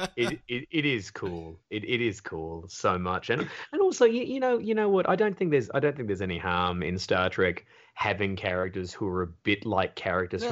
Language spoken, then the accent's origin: English; Australia; I'm like, "Australia."